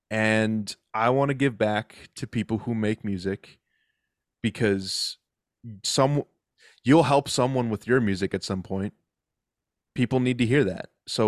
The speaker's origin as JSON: {"language": "English", "region": "Massachusetts", "country": "United States", "said": "I'm from Massachusetts, so it's Dunkin' Donuts."}